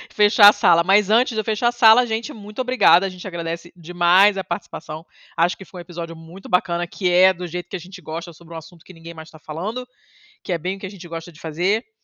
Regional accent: Rio de Janeiro, Brazil; now in Curitiba, Brazil; eu nasci, cresci no Rio

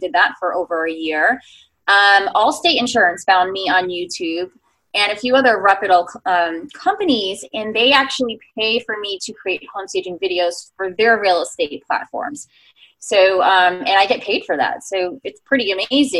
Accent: New York, United States; I'm a New Yorker

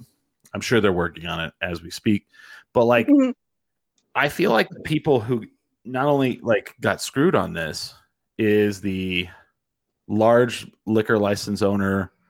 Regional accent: Curry County, New Mexico, United States; also born or lived in Roosevelt County, New Mexico; I grew up in Curry County, and then I went to college in Roosevelt County.

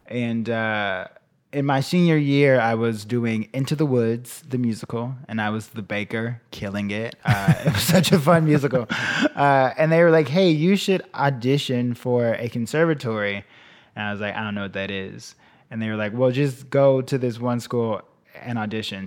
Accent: Chicago, Illinois, United States; I grew up there, then I went to college there

